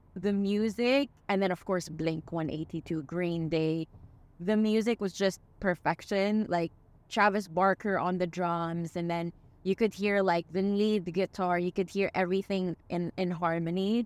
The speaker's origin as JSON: {"language": "English", "region": "Dubai", "country": "United Arab Emirates", "said": "We're from Dubai"}